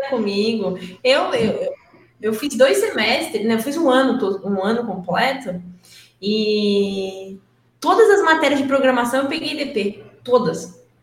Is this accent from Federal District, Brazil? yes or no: no; interior of São Paulo, Brazil; now in São Paulo, Brazil; eu nasci em São Paulo, mas eu não fui criada aqui. Quando eu tinha dois anos, a gente, minha mãe e meu pai se mudaram para o interior de São Paulo. Então, eu sou menina do interior